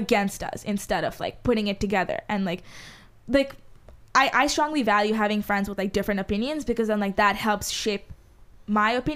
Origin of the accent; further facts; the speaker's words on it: Dubai, United Arab Emirates; first language Hindi; English is a second language; moved away; growing up in Dubai, there was just so many Indians